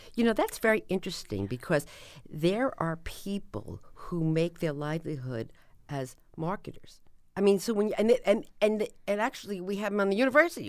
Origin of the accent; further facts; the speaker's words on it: New Jersey, United States; I'm from New Jersey